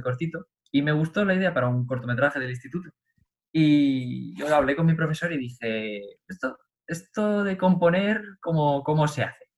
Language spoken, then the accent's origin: Spanish; Cuenca, Castilla-La Mancha, Spain; la Academia de mi pueblo, en Cuenca